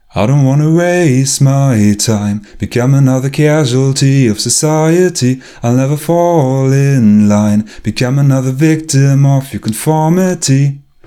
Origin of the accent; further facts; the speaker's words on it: Germany; moved away as an adult; now in Leipzig, Germany; Ich komme eigentlich aus der Nähe von Berlin